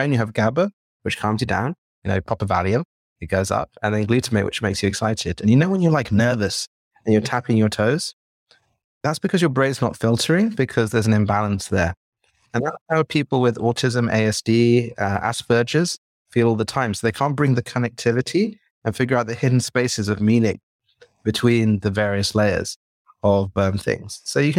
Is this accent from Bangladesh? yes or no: yes; Bangladesh; also born or lived in Jordan; now in England; So I was born in Jordan, in Idlib, which is a bit of a random place. My parents were from Bangladesh and my father was lecturing there. And then I grew up in Bangladesh and I moved to England and I worked on my British accent